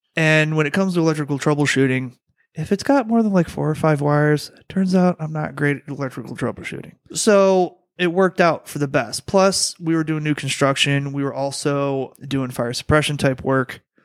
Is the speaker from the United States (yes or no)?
yes; Detroit, Michigan, United States; moved away; also born or lived in Louisiana; I'm from the Motor City